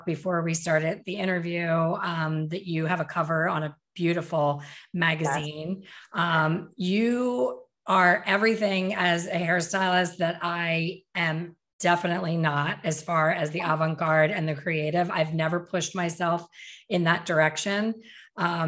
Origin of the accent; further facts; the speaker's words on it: Philadelphia, Pennsylvania, United States; my hometown